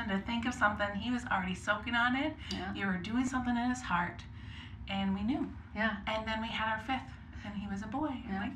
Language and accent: English; Cambridge, Minnesota, United States; I grew up up north, an hour from Minneapolis, Cambridge, Minnesota. Okay. Yeah, I went to North Central University. Mm-hmm. I am a licensed minister, so yeah.